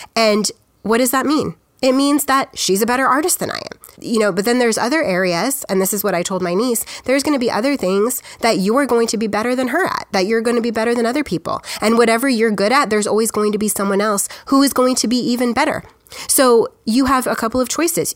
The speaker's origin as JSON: {"language": "English", "country": "United States", "said": "I'm just an American"}